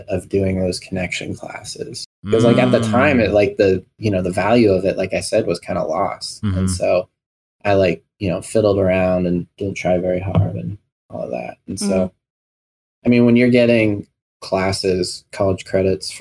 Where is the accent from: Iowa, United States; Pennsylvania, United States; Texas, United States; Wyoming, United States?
Wyoming, United States; Powell; also born or lived in New Mexico / Cody, Wyoming; now in Billings, United States; I was born in New Mexico. Shortly after, my family moved to Powell, Wyoming. Well, actually, Cody, Wyoming. But we didn't live there very long. We moved to Powell really quickly after. And I lived in Powell until I was in fifth grade